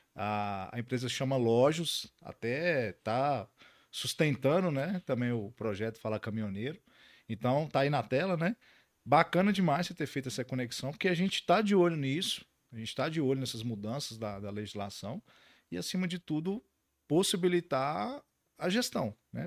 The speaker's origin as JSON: {"language": "Portuguese", "town": "Montes Claros", "region": "Minas Gerais", "country": "Brazil", "said": "sou de Montes Claros, então conheço bem essa realidade da 251"}